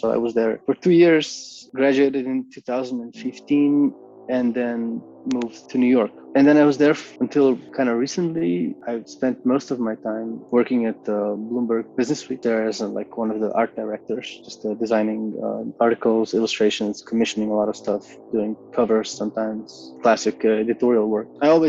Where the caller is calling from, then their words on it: Ljubljana, Slovenia; Hi, yes, I am dialing from Ljubljana, from my studio here in Bežigrad.